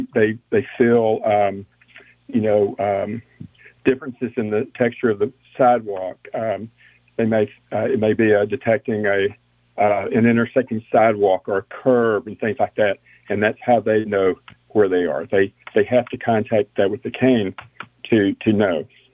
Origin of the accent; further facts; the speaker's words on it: Houston, Texas, United States; I'm from Texas, East Texas, born in Houston, moved around as a kid